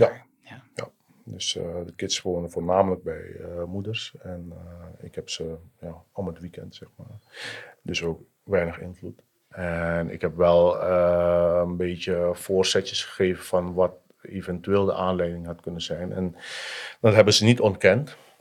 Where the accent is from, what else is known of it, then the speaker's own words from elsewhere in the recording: Suriname; moved away as an adult; also born or lived in Noord-Holland, Netherlands; now in Netherlands; Ik ben opgegroeid in Suriname, geboren en getogen. En op mijn twintigste ben ik vertrokken naar Nederland